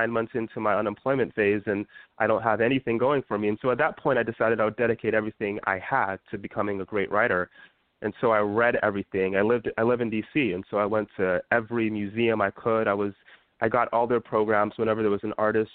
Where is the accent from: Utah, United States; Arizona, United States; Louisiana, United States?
Utah, United States; now in Washington DC, United States; when I was younger, I grew up in Utah